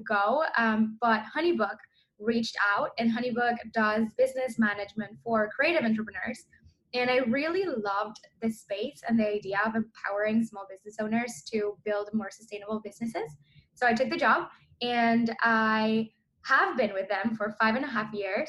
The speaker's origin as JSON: {"language": "English", "country": "Mexico", "tie": "born or raised there", "said": "I grew up in Mexico."}